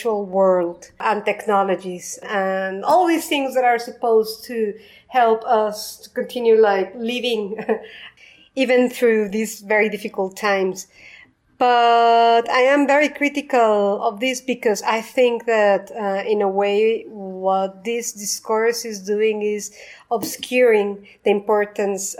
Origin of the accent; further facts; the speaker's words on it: Mexico City, Mexico; I was born and raised in Mexico City